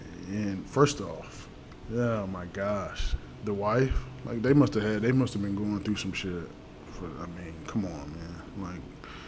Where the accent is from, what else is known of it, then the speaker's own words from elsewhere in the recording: King George, Virginia, United States; moved away as an adult; also born or lived in New Orleans; I'm from King George, Virginia.